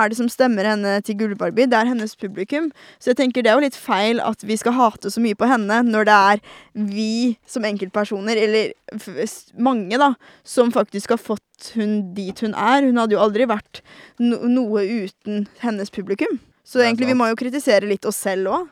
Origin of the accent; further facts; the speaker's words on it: Norway; jeg er en norsk jente